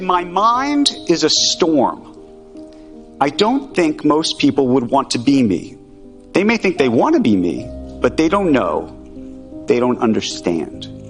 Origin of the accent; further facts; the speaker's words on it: United States; I'm an American Jew